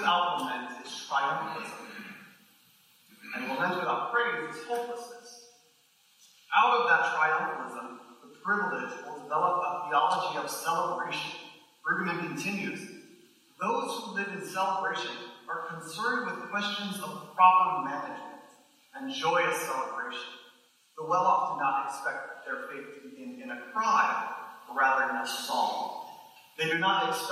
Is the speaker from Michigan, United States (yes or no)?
yes; Grand Rapids, Michigan, United States; I grew up outside Grand Rapids, Michigan, in a predominantly white Christian evangelical town